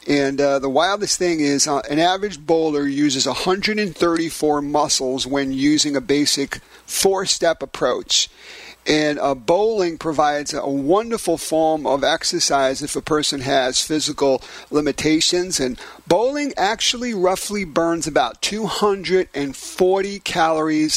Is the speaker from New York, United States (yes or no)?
yes; New York City, New York, United States; in my hometown of Brooklyn, New York